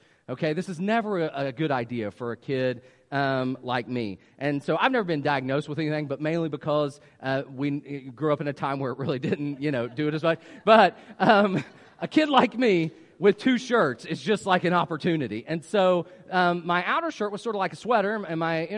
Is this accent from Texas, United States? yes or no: no; West Virginia, United States; moved away; I grew up in West Virginia, that's why I speak the way